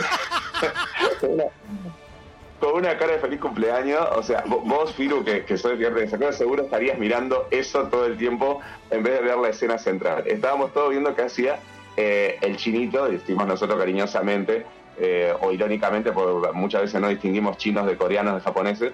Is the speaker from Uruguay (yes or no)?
yes; Uruguay; soy de Uruguay